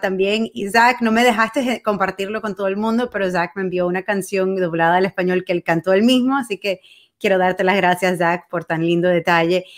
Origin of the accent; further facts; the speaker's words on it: Venezuela; now in Miami, United States; Yo cuando era niña vivía en Venezuela